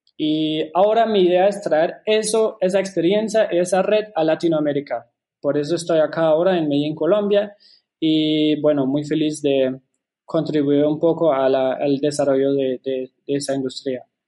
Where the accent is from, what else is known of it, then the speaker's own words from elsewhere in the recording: Germany; Spanish is a second language; moved away; also born or lived in Shanghai, China; yo soy alemán originalmente, por eso disculpe si no se me ocurren unas palabras en español